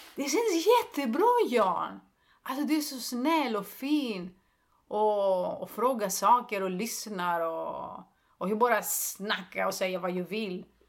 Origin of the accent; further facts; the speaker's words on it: Greece; Swedish is a second language; moved away as an adult; also born or lived in Stockholm, Sweden; now in Sweden; jag är grek